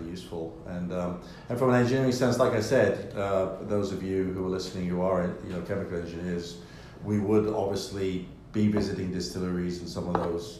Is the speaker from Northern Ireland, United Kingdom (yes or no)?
no; London, United Kingdom; I love my hometown. I love London